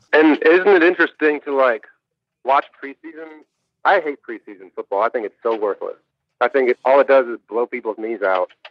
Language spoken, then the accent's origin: English; Kalamazoo, Michigan, United States; I'm from Kalamazoo, Michigan, grew up a Michigan fan